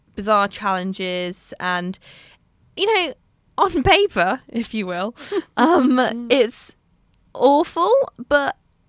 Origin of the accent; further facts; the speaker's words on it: United Kingdom; I'm British.